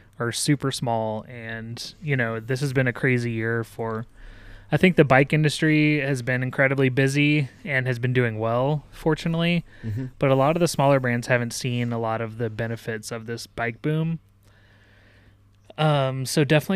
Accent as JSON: {"language": "English", "town": "Denver", "region": "Colorado", "country": "United States", "said": "I hail from Denver."}